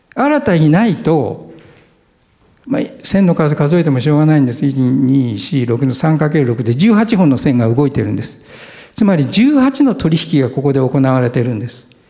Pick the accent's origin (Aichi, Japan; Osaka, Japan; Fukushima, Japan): Aichi, Japan; 私は愛知県でした。